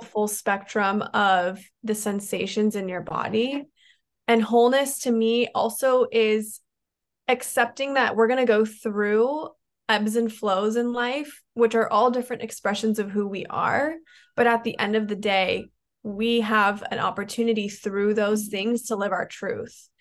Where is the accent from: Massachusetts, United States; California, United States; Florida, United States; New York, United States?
California, United States; San Diego; i moved back to my hometown in san diego